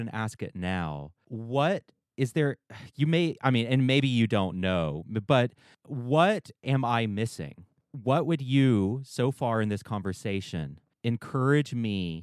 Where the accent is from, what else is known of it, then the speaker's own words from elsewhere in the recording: the American South, Southern United States, United States; I grew up in Southern white spaces where there wasn't much guilt over us owning slaves.